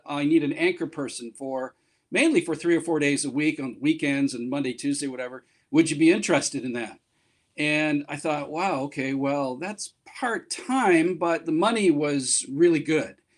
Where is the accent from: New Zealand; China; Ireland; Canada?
Canada; moved away as an adult; now in Japan; I'm from Canada where I worked in radio and television both on the air and behind the scenes for about 25 years.